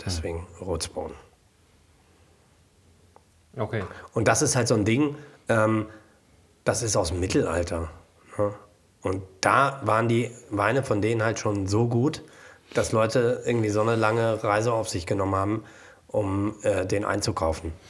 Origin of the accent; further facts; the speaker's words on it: Bordeaux, Nouvelle-Aquitaine, France; German is a second language; Aber ich komme aus Bordeaux.